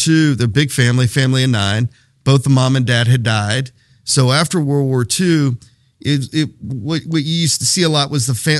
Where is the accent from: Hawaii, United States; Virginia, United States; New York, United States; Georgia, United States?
Hawaii, United States; Honolulu; born there; Gosh, you know, I was born in Honolulu, Hawaii, 1976.